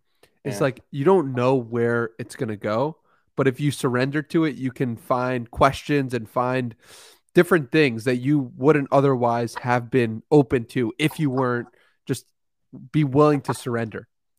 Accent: Long Island, New York, United States; But no, I'm actually from New York, Long Island.

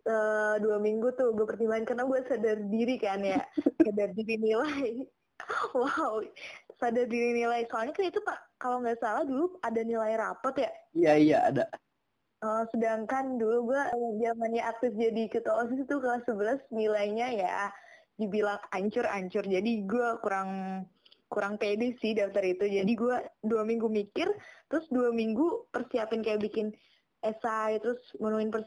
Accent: Kebumen, Central Java, Indonesia; karena gue dari Kebumen ya. Itu tuh Kebumen asal lo tau tuh Kebumen tuh kabupaten termiskin di Jawa Tengah.

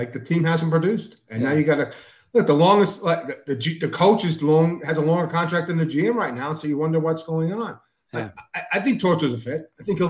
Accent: New Jersey, United States; I'm from Central Jersey.

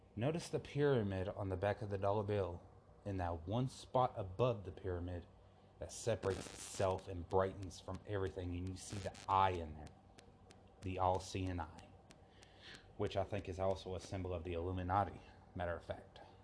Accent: Forest Park, Georgia, United States; my hometown in in Forest Park, Georgia

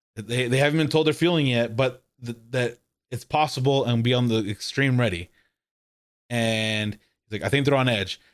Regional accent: Corpus Christi, Texas, United States; I'm from Corpus

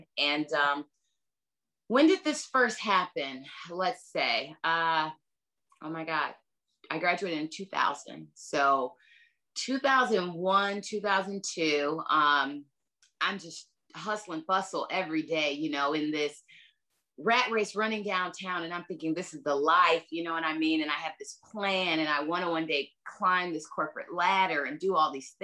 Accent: LaGrange, United States; I'm from LaGrange

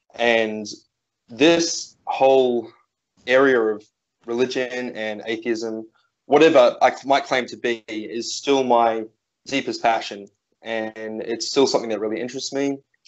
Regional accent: New Zealand; also born or lived in near Melbourne, Australia; now in Australia; I grew up in New Zealand, but at present I'm living just outside of Melbourne on a small farm in a very small town.

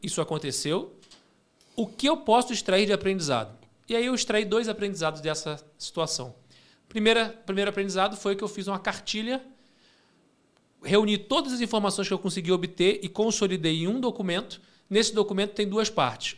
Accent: Rio de Janeiro, Brazil; now in São Paulo, Brazil; eu sou carioca morando em São Paulo

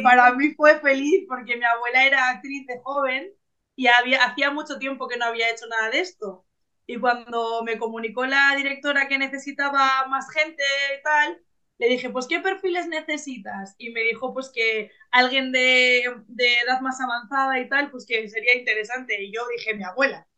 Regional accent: Bilbao, Basque Country, Spain; yo soy de Bilbao, del norte de España, y represento a Vizcaya

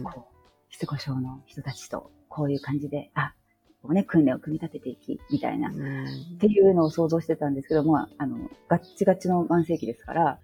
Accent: Shimane, Japan; moved away as an adult; also born or lived in Kobe, Japan; now in Bangkok, Thailand; 実家からは離れてましたけど、どうしてもまあ、県内だったら、私にまず声がかかりますし、私一人だったんでね、その養成校の中で、島根県

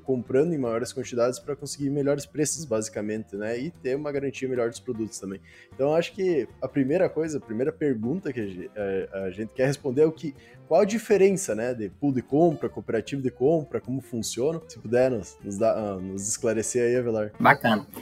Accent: South Region, Brazil; nós que viemos lá do Sul

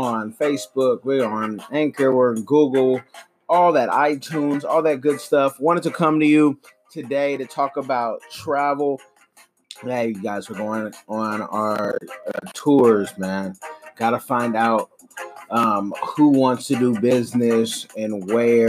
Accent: Bay Area, California, United States; now in Seattle, United States; hit home to the Bay Area

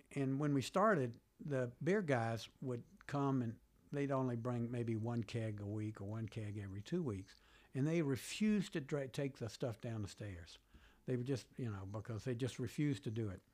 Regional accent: Birmingham, Alabama, United States; moved away as an adult; also born or lived in Virginia; now in Washington, D.C., United States; I grew up in Birmingham, Alabama

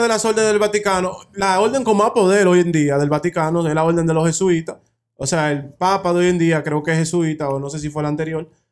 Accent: Dominican Republic; now in United States; yo vengo de República Dominicana

